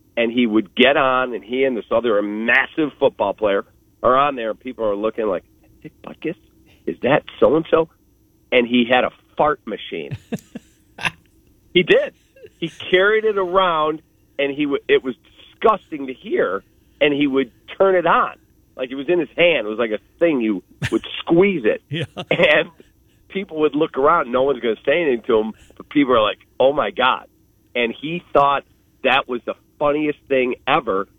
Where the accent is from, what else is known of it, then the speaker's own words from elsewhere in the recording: Skokie, Illinois, United States; I grew up in Skokie, Illinois.